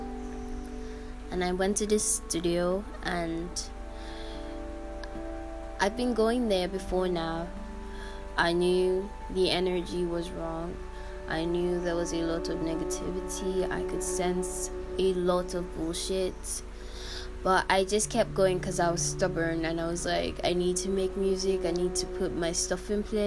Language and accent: English; Nigeria; I'm Nigerian and in my country